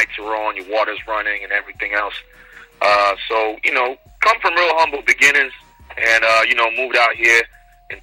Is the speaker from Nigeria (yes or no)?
yes; Nigeria; now in Houston, United States; born in Nigeria, raised there too